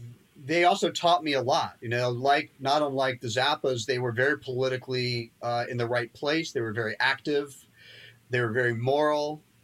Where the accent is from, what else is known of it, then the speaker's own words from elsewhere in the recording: London, United Kingdom; born there; Well, I was born in London and modern dance at that time was pretty hip and bohemian.